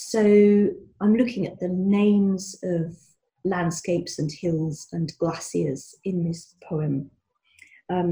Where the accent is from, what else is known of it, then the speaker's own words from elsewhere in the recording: Scotland, United Kingdom; moved away; As I've mentioned, I was born in Scotland. I've not been able to live there for ages, and I miss it, and I always go back